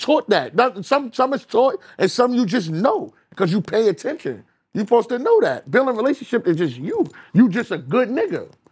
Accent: New York City, New York, United States

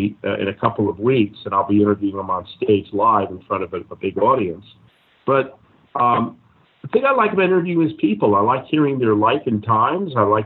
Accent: Miami, Florida, United States; moved away as an adult; now in Los Angeles, United States; for the CBS affiliate in Miami, my hometown.

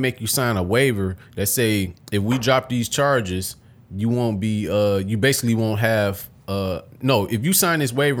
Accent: Detroit, Michigan, United States; I'm from Detroit City

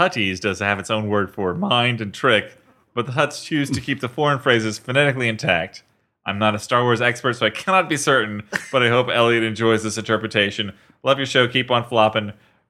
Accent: England, United Kingdom; now in Japan; As an Englishman living in Japan, I can tell you the Japanese use a combination of English and Japanese words for everyday life.

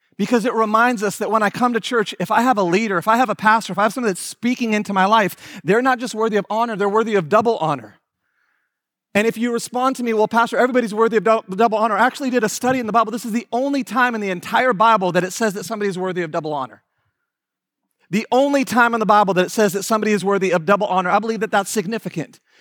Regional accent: Houston, Texas, United States; I am from Houston, Texas

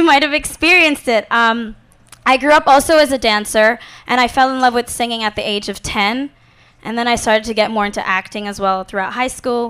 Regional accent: Hong Kong; I am actually a full Indian, but I grew up and I was born and raised in Hong Kong.

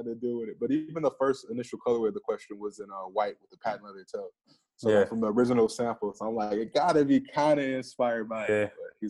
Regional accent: Midwest, United States; growing up in the Midwest, like, we didn't have boutiques and stuff like that growing up.

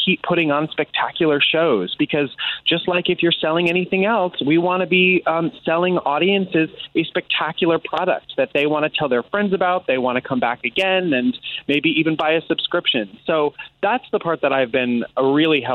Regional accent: New York, United States; I'm a New Yorker. I live in Manhattan.

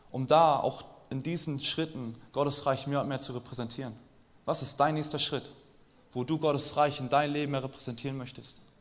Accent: East Germany, Germany; Und irgendwann bin ich wieder in den Osten gefahren. Ich komme aus dem Osten und saß da mit meinen Großeltern am Tisch

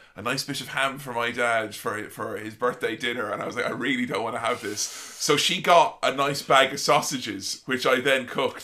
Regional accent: Ireland; moved away; my home country

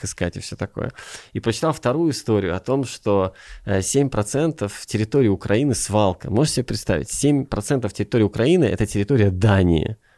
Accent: Riga, Latvia; moved away as an adult; also born or lived in Hollywood / Kyiv, Ukraine; now in Ukraine; я сам из Риги, из Латвии

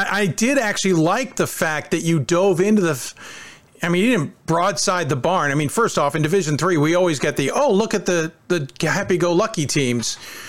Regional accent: Baltimore, Maryland, United States; I'm from Baltimore. I'm in the Baltimore area.

